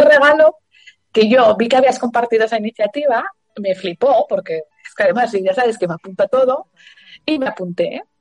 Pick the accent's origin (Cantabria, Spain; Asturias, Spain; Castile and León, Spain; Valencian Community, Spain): Asturias, Spain; trastin es una palabra asturiana de donde yo soy